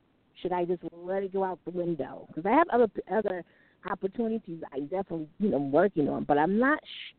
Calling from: New York City, New York, United States; I'm calling from New York City.

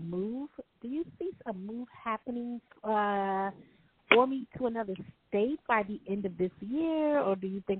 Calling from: New York City, New York, United States; I'm calling from New York City.

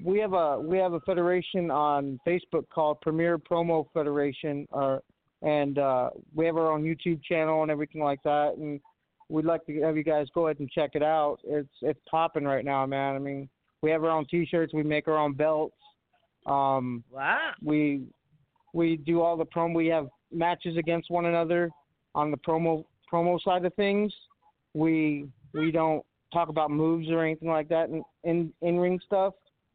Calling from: Watertown, New York, United States; I'm from Watertown, New York. What's going on, guys?

